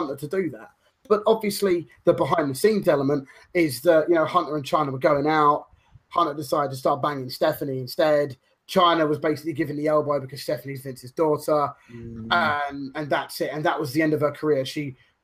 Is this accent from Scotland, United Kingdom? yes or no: no; Croydon, London, United Kingdom; I grew up in Croydon, which is where you get every colour and every race, every religion, all together